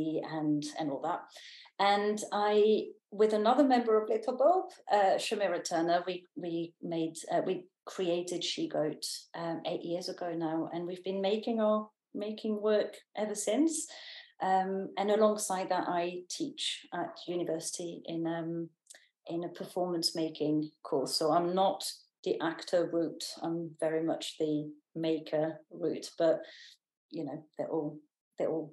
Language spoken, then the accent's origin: English; France; moved away as an adult; also born or lived in Canterbury, England; now in United Kingdom; I'm originally from France